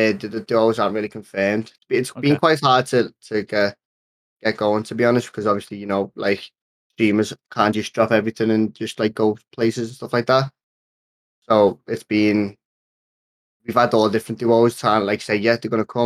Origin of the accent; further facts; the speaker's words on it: Liverpool, North West England, United Kingdom; I'm the kid from Liverpool